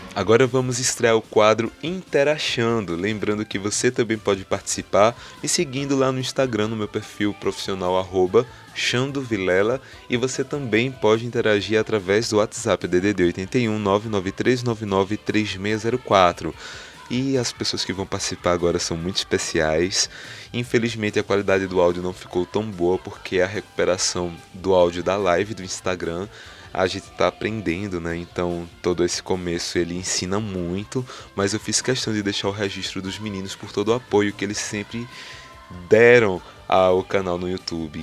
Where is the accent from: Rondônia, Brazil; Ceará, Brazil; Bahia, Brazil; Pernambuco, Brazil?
Pernambuco, Brazil; Garanhuns; na cidade de Garanhuns, que é onde eu nasci e fui criado